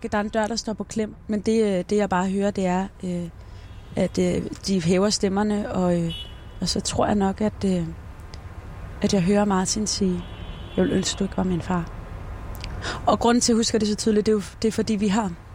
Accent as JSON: {"language": "Danish", "country": "Denmark", "tie": "born or raised there", "also_born_or_lived": "Esbjerg"}